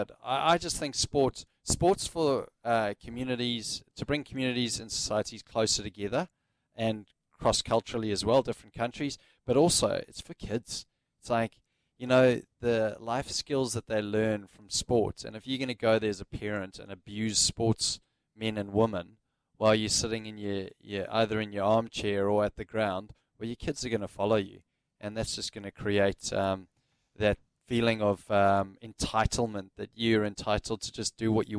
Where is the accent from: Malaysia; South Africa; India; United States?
South Africa; Johannesburg, Gauteng; like it used to be at the Wanderers Stadium with me growing up in Johannesburg.